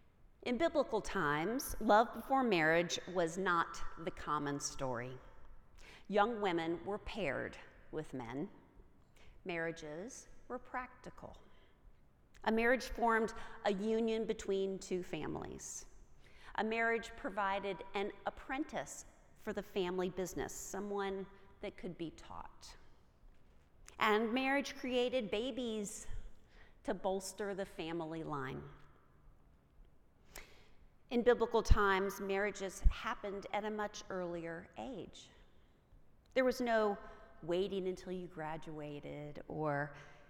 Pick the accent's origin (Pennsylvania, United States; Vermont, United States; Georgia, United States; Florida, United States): Georgia, United States; Atlanta; also born or lived in Virginia / North Carolina; I am a Southern girl. I was born in Virginia and raised here in Atlanta and schooled in North Carolina